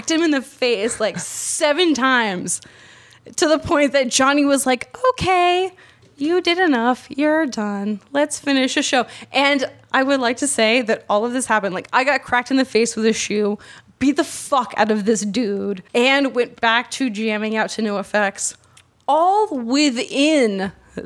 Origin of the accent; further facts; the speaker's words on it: New England, United States; I'm from New England. From New England.